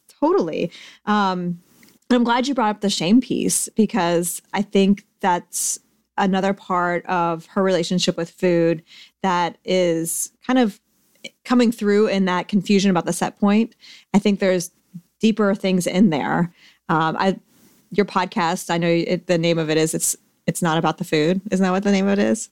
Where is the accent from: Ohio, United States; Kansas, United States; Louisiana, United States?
Ohio, United States; I'm from Ohio myself